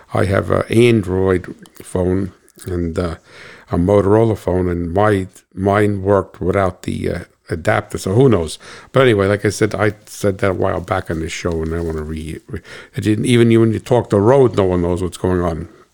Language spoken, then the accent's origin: English; United States; I'm an American